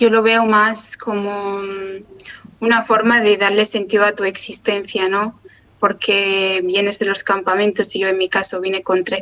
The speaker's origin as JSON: {"language": "Spanish", "country": "Western Sahara", "said": "empecé a hacerme preguntas existenciales y una de ellas era que soy saharaui y todo lo que eso conlleva es darle sentido, ¿no?"}